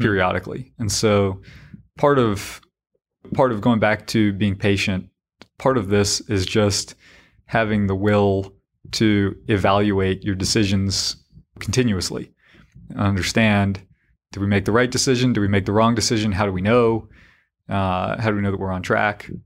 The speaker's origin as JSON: {"language": "English", "area": "Harnett County", "region": "North Carolina", "country": "United States", "said": "I was this yokel from Harnett County"}